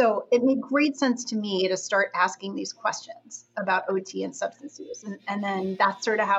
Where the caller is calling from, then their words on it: Boston, Massachusetts, United States; I'm calling in from Boston, Massachusetts, where I am at Boston University today.